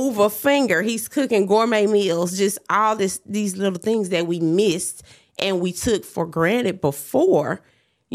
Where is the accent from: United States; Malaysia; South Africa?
United States; Dallas, Texas; I'm from Pleasant Grove